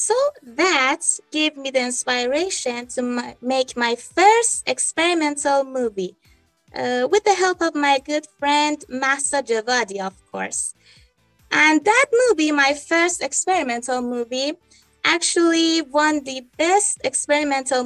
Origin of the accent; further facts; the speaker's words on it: Iran; I'm from Iran, an 18-year-old girl